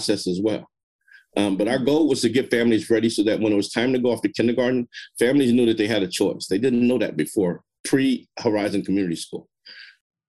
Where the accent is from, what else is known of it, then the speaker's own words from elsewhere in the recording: Marin City, California, United States; I'm from Marin City. I know the community